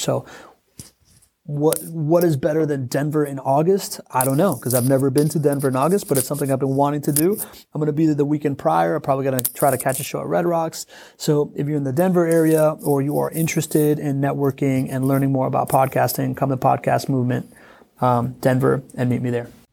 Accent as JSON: {"language": "English", "country": "Venezuela", "moved": "yes", "said": "I'm from Venezuela. It's a place that I can't go back"}